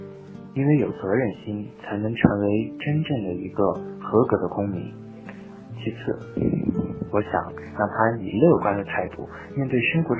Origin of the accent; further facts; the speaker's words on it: Urumqi, Xinjiang, China; 我是一名来自乌鲁木齐的高二中学生。